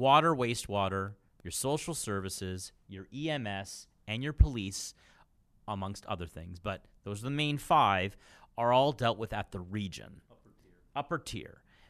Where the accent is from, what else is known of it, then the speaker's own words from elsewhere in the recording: Niagara, Ontario, Canada; also born or lived in Australia; where are you from? Niagara. And then more specifically 15 minutes out of Niagara Falls.